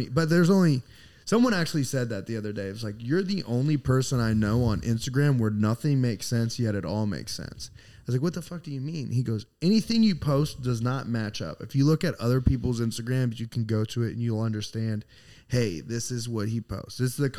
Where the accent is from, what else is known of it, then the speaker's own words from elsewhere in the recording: Houston, Texas, United States; …. I'm from Houston. You're from Houston.